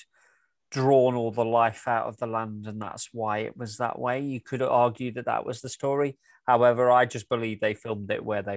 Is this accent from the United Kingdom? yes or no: yes; England, United Kingdom; we're both English guys. I mean, you live in Scotland, I live in England.